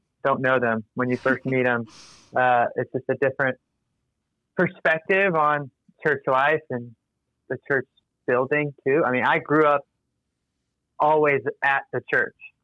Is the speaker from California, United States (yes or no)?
no; Athens, Georgia, United States; growing up in Athens, Georgia